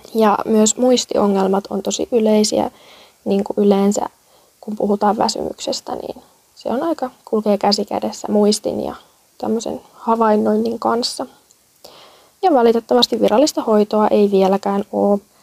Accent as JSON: {"language": "Finnish", "town": "Kurikka", "region": "South Ostrobothnia", "country": "Finland", "tie": "born or raised there", "moved": "as an adult", "lives_now": "Helsinki, Finland", "said": "Olen Etelä-Pohjanmaan kasvatti. Kurikalle kunniaa."}